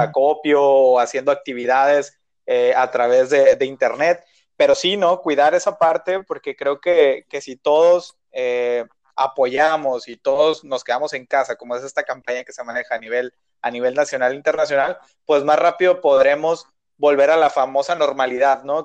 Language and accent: Spanish; Mexico; como mexicano